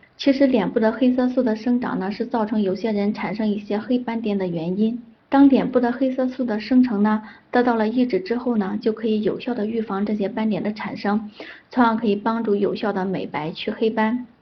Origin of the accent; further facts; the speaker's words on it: Henan, China; also born or lived in Zhengzhou; 我们河南人